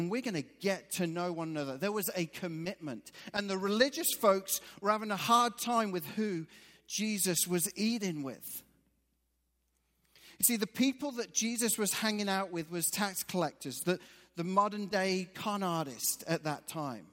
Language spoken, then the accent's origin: English; England, United Kingdom; moved away; I'm actually from England.